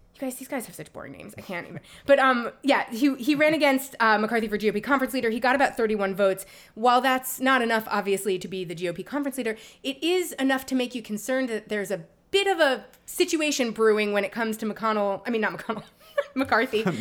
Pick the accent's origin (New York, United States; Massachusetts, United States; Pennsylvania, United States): New York, United States; when I was growing up in New York